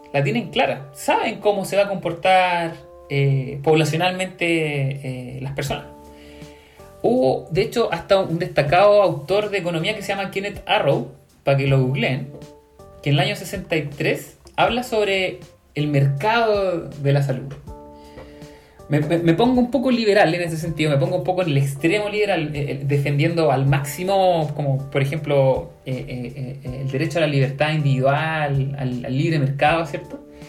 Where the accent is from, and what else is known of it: Chile